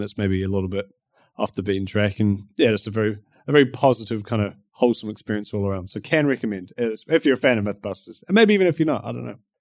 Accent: New Zealand; accent: Kiwi; My Kiwi accent

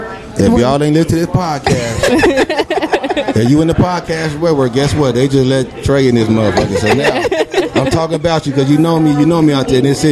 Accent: Phoenix, Arizona, United States; Right here, born and raised. I'm a Phoenician.

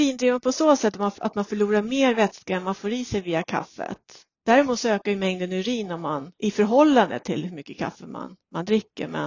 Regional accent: Sweden

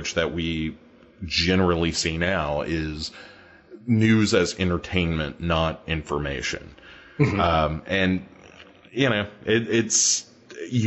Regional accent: United States; as an American, Duncan, which I am

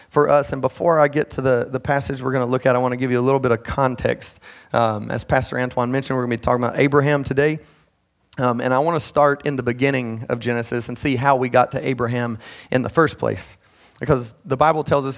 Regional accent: Midland, North Carolina, United States; I grew up in Midland. I don't know if y'all know where that is. It's the southern part of Cabarrus County

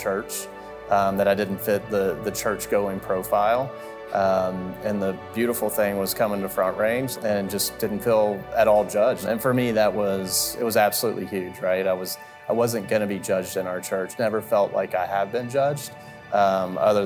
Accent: Central Florida, United States; moved away as an adult; now in Colorado, United States; I grew up in Central Florida. We moved to Colorado in 2016.

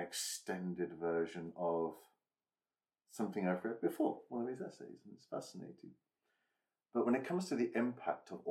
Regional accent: Stamford, East Midlands, United Kingdom; where I'd been growing up in Lincolnshire, in Stamford, Lincolnshire

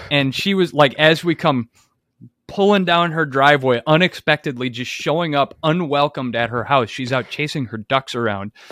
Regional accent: Monroe, Wisconsin, United States; my experience growing up in Monroe was, I think, similar to a lot of folks

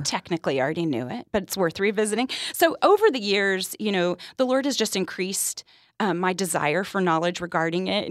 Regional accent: Texas, United States; I'm from Texas

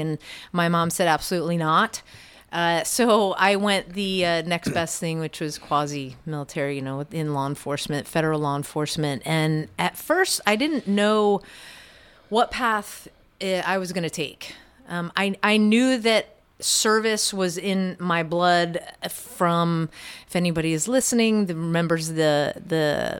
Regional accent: Maryland, United States; Well, I grew up in Montgomery County, Maryland. And, you know, typical household in the burbs, about 15 miles outside of D.C.

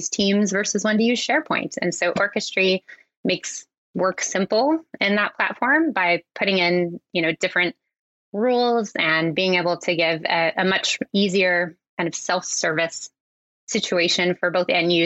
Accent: Coeur d'Alene, Idaho, United States; moved away as an adult; also born or lived in Vancouver, Canada; now in Squamish, Canada; I'm originally from Coeur d'Alene, Idaho.

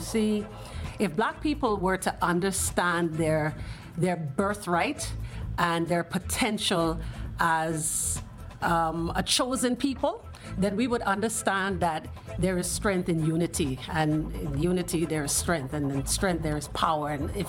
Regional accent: Grand Bahama, Bahamas; Being of Jamaican parentage, I spent many a summer in Kingston where I met the family at a concert, and we became instant friends since then up until today's date. I can vividly remember spending lots of summers here in Nassau as a Grand Bahamian native.

